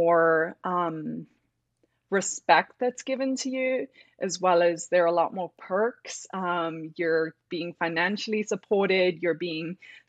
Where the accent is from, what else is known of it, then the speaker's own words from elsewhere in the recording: South Africa; moved away as an adult; also born or lived in Arkansas / Colorado; now in United States; And I am South African